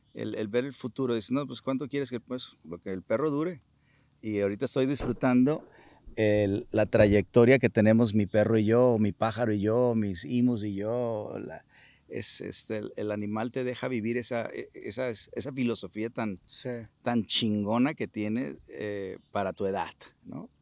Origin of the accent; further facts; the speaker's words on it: Culiacán, Sinaloa, Mexico; moved away; sinaloense, culichi